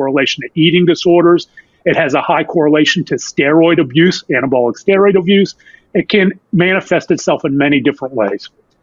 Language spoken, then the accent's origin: English; Pittsburgh, Pennsylvania, United States; moved away as an adult; now in Dallas, United States; I was born and raised in Pittsburgh, PA